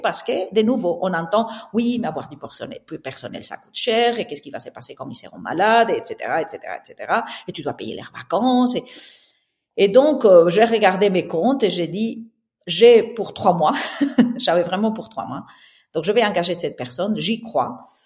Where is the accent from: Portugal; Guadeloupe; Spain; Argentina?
Spain; southern Spain; accent: Spanish; French is a second language; moved away as an adult; now in Brussels, Belgium; j'ai un accent espagnol, donc je suis née au sud de l'Espagne. Et puis j'ai déménagé à Bruxelles il y a maintenant plus de 25 ans